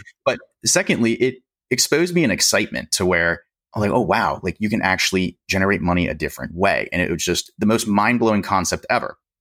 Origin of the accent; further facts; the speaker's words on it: Pennsylvania, United States; I'm from Pennsylvania.